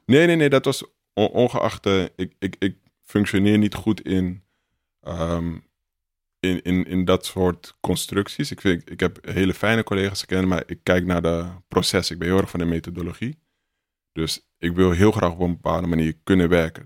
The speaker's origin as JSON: {"language": "Dutch", "town": "Amsterdam", "region": "North Holland", "country": "Netherlands", "said": "Dus ik kom uit de Belmer"}